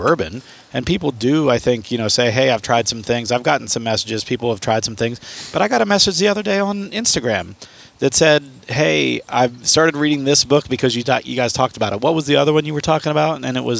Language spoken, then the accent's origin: English; United States; moved away; someone else had tagged me in a post from my hometown